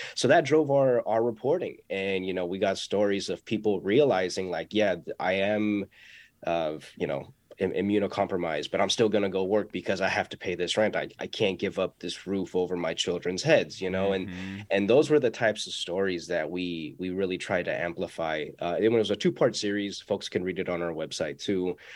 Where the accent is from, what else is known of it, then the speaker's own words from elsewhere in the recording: San Francisco Bay Area, California, United States; also born or lived in Pacifica; i was born and raised here so my spanish isn't the best